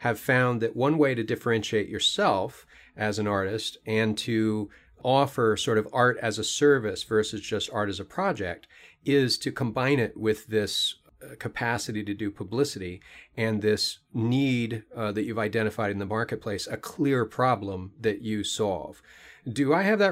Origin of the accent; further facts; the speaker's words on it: Minnesota, United States; I grew up in Minnesota